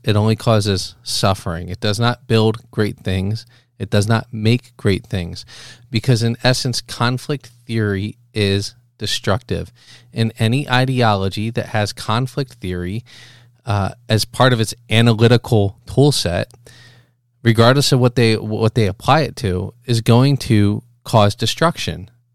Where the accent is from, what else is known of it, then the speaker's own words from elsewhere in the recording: Philadelphia, Pennsylvania, United States; moved away as an adult; also born or lived in Boston; I was raised in the Philadelphia area